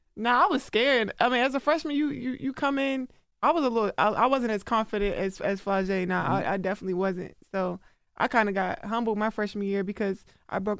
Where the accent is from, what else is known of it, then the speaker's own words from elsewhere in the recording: Baltimore, Maryland, United States; when I'm from Baltimore, like that's what we do.